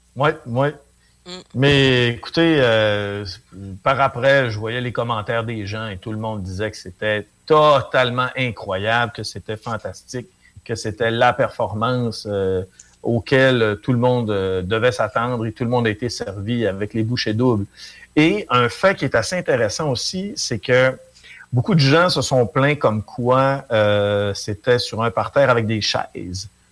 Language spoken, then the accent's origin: French; Chicoutimi, Quebec, Canada; je viens de Chicoutimi.